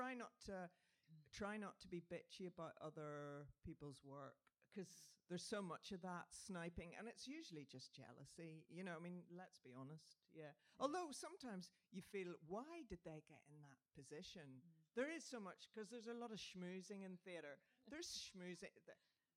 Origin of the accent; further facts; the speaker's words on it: Northern Ireland, United Kingdom; I'm Northern Irish